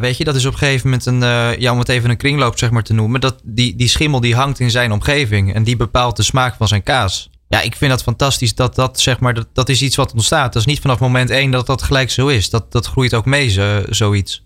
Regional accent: Netherlands; wij eh, als Nederlanders

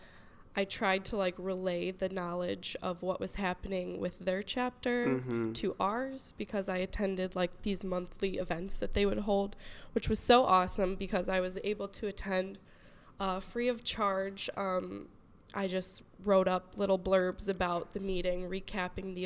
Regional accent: Crystal Lake, Illinois, United States; moved away as an adult; now in Michigan, United States; we are both from Crystal Lake, Illinois

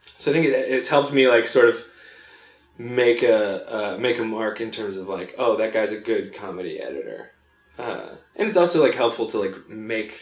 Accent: North Carolina, United States; also born or lived in Long Island, New York / Virginia; I moved to North Carolina when I was six, but like most of my life was like spent in and around the South.

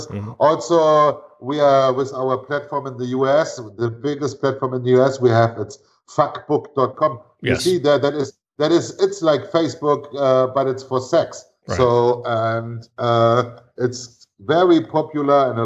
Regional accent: Northern Germany, Germany; moved away; also born or lived in Venezuela; I grew up on the Baltic Sea in north of Germany

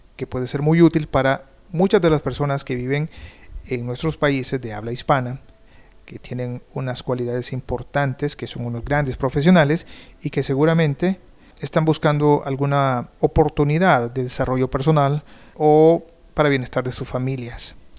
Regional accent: El Salvador; moved away as an adult; now in Canada; Soy un periodista salvadoreño que vive en Canadá desde hace algún tiempo

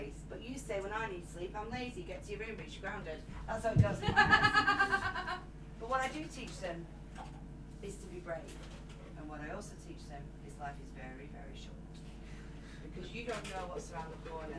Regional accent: Burnley, North West England, United Kingdom; I'm from Burnley

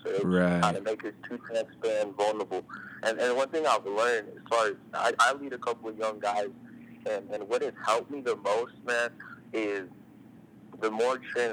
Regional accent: Midwest, United States; now in San Francisco Bay Area, United States; growing up in the Midwest and then coming out here

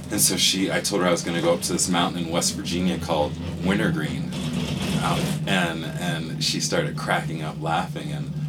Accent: Panama; Actually, I'm from Panama. I'm from, my mother is Spanish. She doesn't speak much English. And so when I was born in Panama

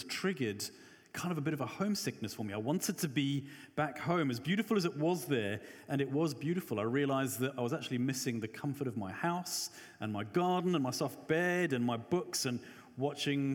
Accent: Johannesburg, Gauteng, South Africa; I'm South African, grew up in Joburg

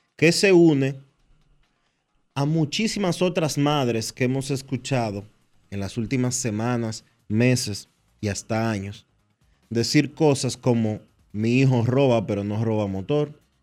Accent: Dominican Republic

